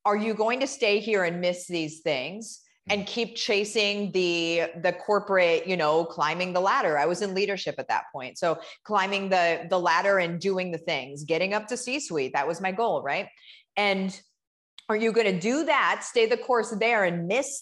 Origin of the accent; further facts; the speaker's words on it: Central Illinois, United States; I grew up in Central Illinois, and okay. I grew up on a farm.